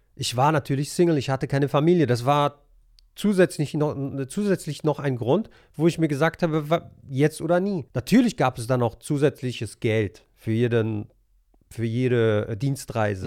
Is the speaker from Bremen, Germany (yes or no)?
no; Monheim am Rhein, North Rhine-Westphalia, Germany; moved away as an adult; also born or lived in Helsinki, Finland / Poland; ich bin äh, in Monheim groß geworden. Mhm. Ich bin hier aufgewachsen.